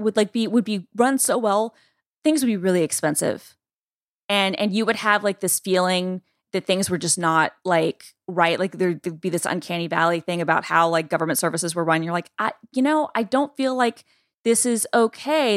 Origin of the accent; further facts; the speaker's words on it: Georgia, United States; Georgia, my home state